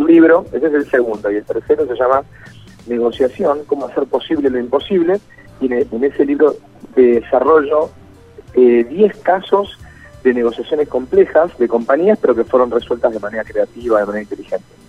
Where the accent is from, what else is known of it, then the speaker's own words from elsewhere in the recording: Puerto Galván / near Bahía Blanca, Buenos Aires Province, Argentina; yo soy de Puerto de Grano, así que soy vecino